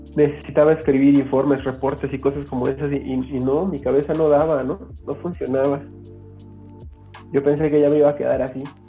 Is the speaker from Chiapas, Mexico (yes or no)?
yes; San Cristóbal de las Casas, Chiapas, Mexico; soy de San Cristóbal de las Casas Chiapas